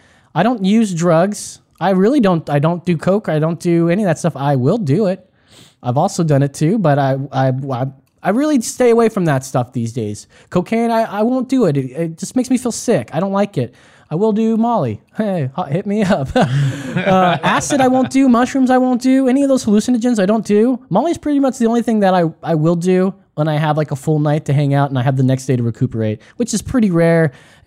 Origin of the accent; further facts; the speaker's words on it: Texas, United States; You know, I'm a proud American, Texan American. That's right.